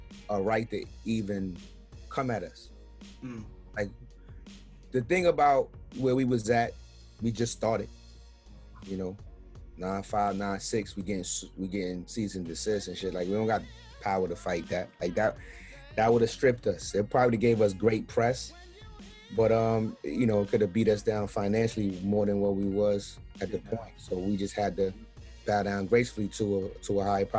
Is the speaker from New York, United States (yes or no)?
yes; New York City, New York, United States; also born or lived in Jamaica, Queens / Crown Heights, Brooklyn; I'm from Brownsville